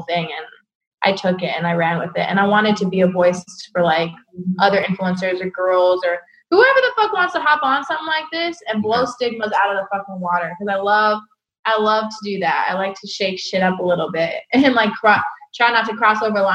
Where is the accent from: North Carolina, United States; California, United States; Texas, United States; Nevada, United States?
California, United States; Bay Area; I'm from the Bay Area